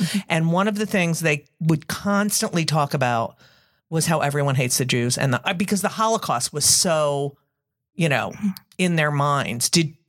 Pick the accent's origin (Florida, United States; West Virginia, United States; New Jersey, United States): New Jersey, United States; So you're growing up in New Jersey. You're the only Jew in your public school.